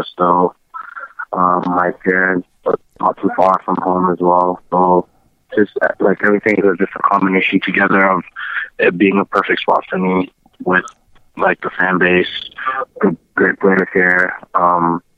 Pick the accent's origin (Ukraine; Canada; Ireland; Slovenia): Canada; being Canadian born, I definitely love to represent my home country